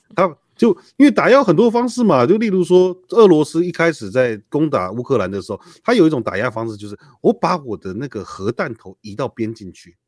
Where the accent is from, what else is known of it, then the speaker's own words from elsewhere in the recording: Taiwan; 像我在眷村长大的